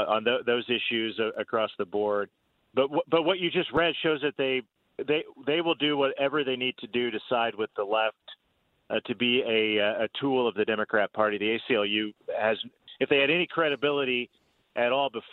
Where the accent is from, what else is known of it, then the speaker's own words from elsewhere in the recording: Indiana, United States; I come from Indiana. I served in the State House